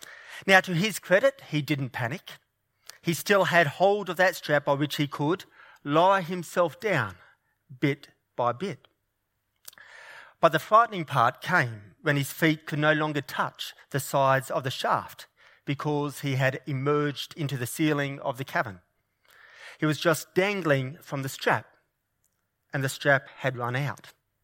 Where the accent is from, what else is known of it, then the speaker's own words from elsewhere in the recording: New South Wales, Australia; Now, New South Wales is my home state, and I am a keen Blues supporter.